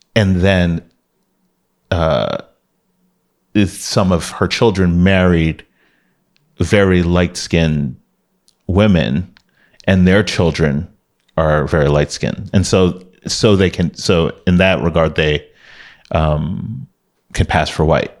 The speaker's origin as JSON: {"language": "English", "town": "Miami", "region": "Florida", "country": "United States", "tie": "born or raised there", "moved": "as an adult", "lives_now": "Bay Area, United States", "said": "growing up in Miami was fun"}